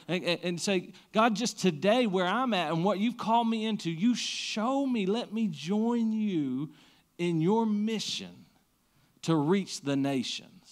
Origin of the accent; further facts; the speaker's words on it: Siegersville, Kentucky, United States; I grew up in Siegersville.